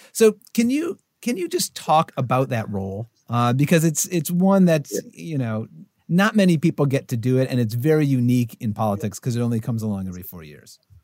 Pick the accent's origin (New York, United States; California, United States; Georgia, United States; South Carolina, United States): New York, United States; upstate; moved away; I grew up in upstate New York